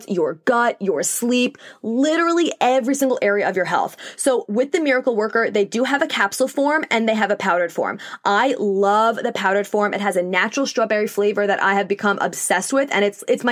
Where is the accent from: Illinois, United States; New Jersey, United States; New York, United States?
New York, United States; accent: New York; I also live in the Northeast. I'm in New York, if you couldn't tell by my accent.